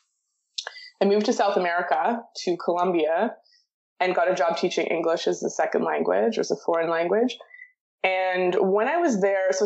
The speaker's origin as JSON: {"language": "English", "town": "Toronto", "region": "Ontario", "country": "Canada", "tie": "born or raised there", "said": "I was born and raised in Toronto, moved a little bit, but not too much"}